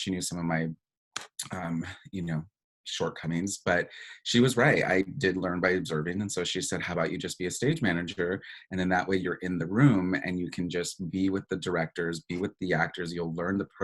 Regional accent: New Mexico, United States; moved away as an adult; also born or lived in Tucson, Arizona; I was from New Mexico

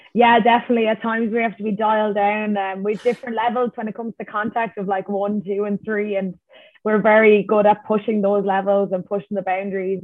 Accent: Ireland; as Irish people

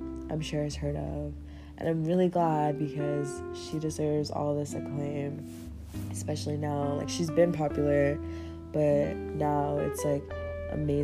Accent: Kansas, United States; I'm from Kansas

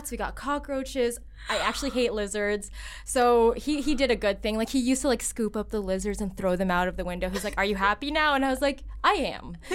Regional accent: Philippines; everyone, I'm Filipino.

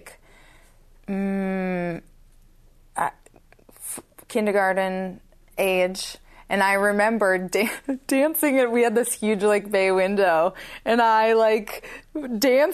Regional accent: Minnesota, United States; I grew up in Minnesota in like a small town

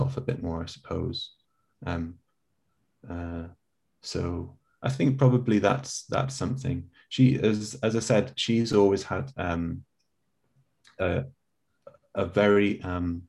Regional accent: England, United Kingdom; also born or lived in South Korea; I'm too English

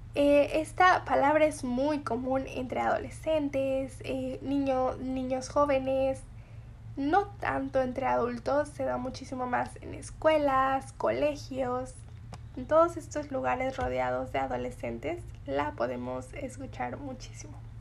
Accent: Mexico; Yo soy mexicana y conozco muy bien estos significados y estas palabras

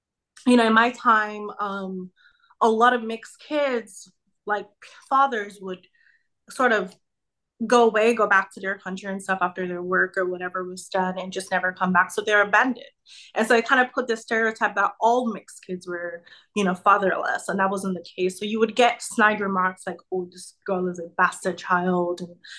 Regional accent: Nigeria; now in United States; My dad is American, my mom is Nigerian, and my dad has lived in Nigeria for 30 plus years. So I was born and raised there

